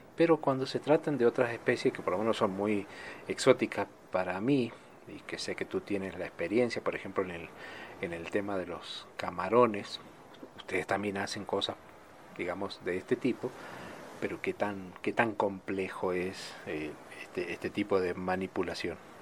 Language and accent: Spanish; Argentina